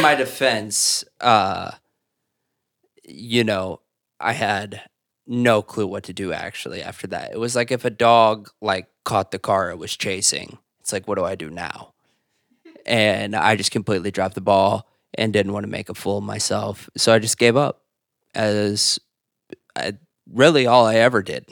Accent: Zionsville, Indiana, United States; moved away as an adult; now in New York City, United States; I am originally from Zionsville, Indiana. It's where I went to high school, um, and where I grew up

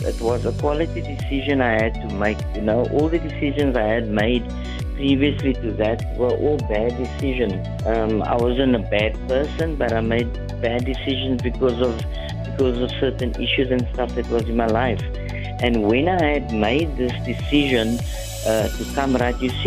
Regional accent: Cape Town, Western Cape, South Africa; also born or lived in Hanover Park; Grew up with my mom, and we actually grew up in like a middle-class suburb in Lansdowne. I was born in Hanover Park

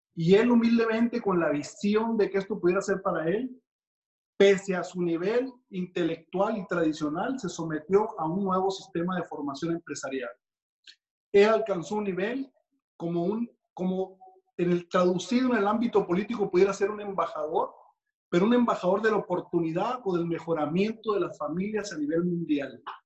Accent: Mexico; como latinos que somos y mexicanos

